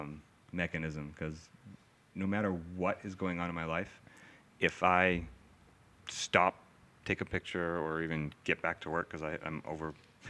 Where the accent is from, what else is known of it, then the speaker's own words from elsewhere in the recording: Maine, United States; also born or lived in Worcester, Massachusetts; now in Hamilton, United States; I was born in Worcester here in Massachusetts. Yeah. I don't remember much about living in Worcester. I was really young. My family then moved up to up to Maine. I grew up on like a small little dairy farm.